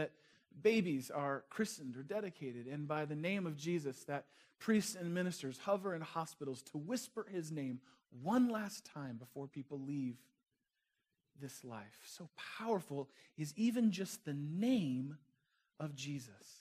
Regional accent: Northern California, United States; moved away; also born or lived in Chicago; I grew up in Northern California, just across the bridge from a city named San Francisco

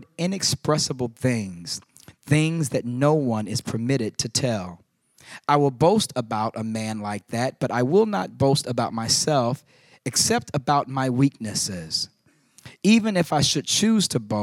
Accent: Chicago, Illinois, United States; moved away; here in Chicago, my hometown

